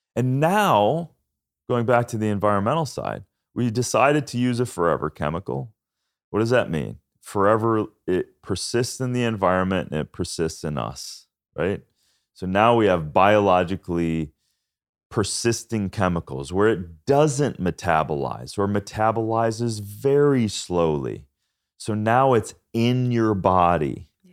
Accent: Minnesota, United States; moved away; I'm from Minnesota farmland too

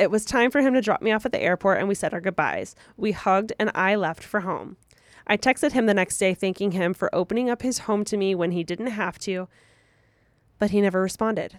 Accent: Moreno Valley, California, United States; also from Moreno Valley

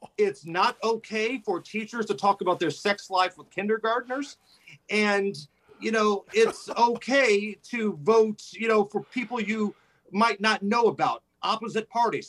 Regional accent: Indianapolis, Indiana, United States; I grew up playing basketball on the South Side, right? Indianapolis at the Beach Grove area

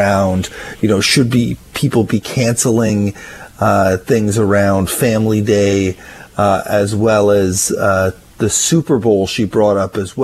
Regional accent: Ottawa, Ontario, Canada; now in Victoria, Canada; I grew up in Ottawa where there is a lot of snow.

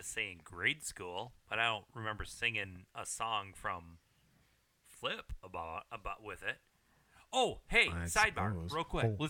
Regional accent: Flushing, Michigan, United States; So I, we grew up in Flushing

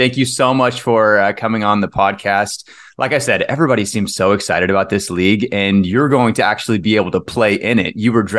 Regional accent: Cedar Park, Texas, United States; So I'm from Cedar Park, Texas, which is just a small town, like a suburb outside of Austin. So whenever anyone from outside of Texas asks where I'm from, I just say Austin.

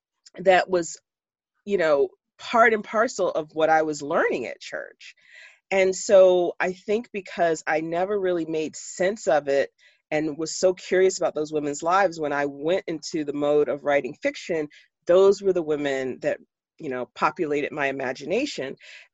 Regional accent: Jacksonville, Florida, United States; now in Pittsburgh, United States; Yeah, that I was born and raised in Jacksonville, Florida. I still consider myself a Southerner. I've lived in Pittsburgh longer than I lived in Florida, and then Florida is still home.

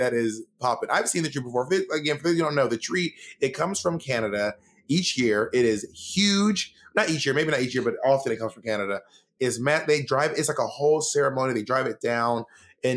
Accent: Columbus, Georgia, United States; also born or lived in Atlanta; I was born in Columbus, Georgia

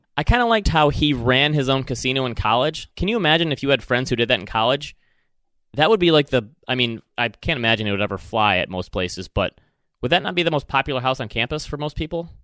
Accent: Michigan, United States; accent: Michigan; my Michigan accent

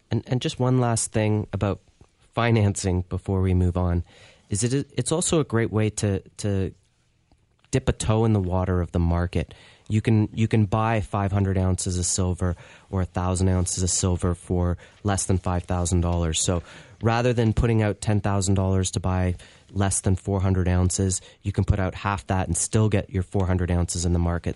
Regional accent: Canada; being in Canada

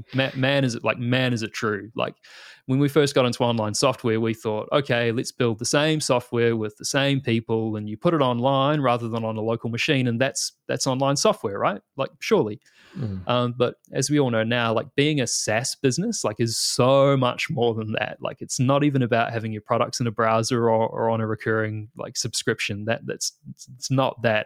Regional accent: New Zealand; moved away as an adult; now in Australia

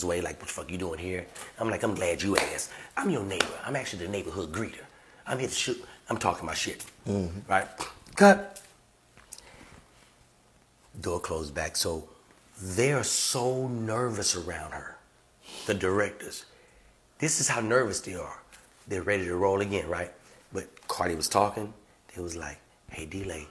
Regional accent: Louisiana, United States; I'm from Louisiana

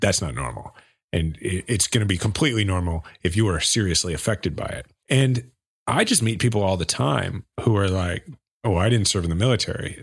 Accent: Kansas City, Missouri, United States; my hometown, Kansas City.

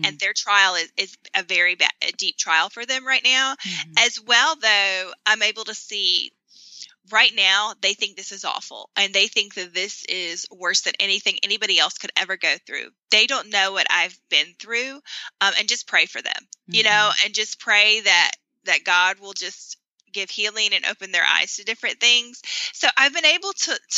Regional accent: North Carolina, United States; moved away as an adult; even though I had grown up in North Carolina, I hadn't lived in my hometown since high school.

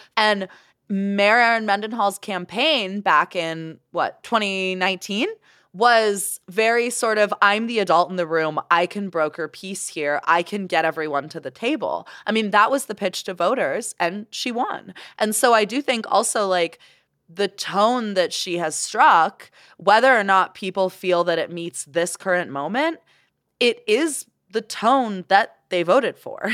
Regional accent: Canada; now in Salt Lake City, United States; I'm Canadian

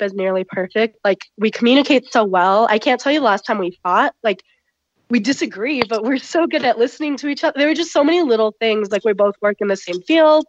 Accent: United States; I'm of Indian background, though I was born in the U.S. and brought up here.

